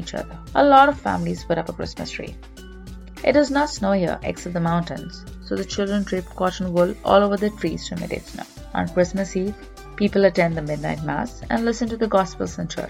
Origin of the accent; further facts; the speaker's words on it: India; Growing up in India